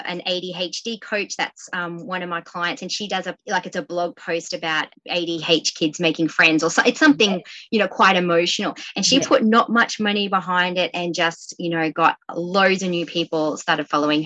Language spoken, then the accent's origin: English; Queensland, Australia; moved away as an adult; now in Swansea, Australia; we're from Queensland